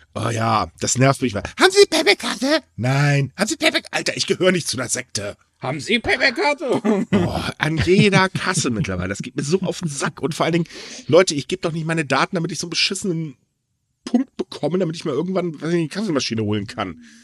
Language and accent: German; Germany; bei uns in Deutschland